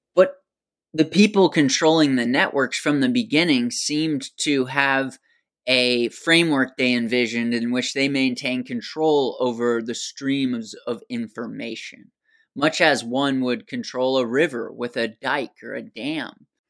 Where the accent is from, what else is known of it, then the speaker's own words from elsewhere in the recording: United States; accent: American; my American accent